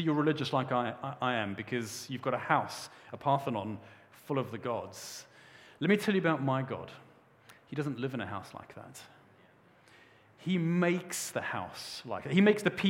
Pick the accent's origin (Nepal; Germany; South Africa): South Africa; moved away; When I was a young boy, I grew up in South Africa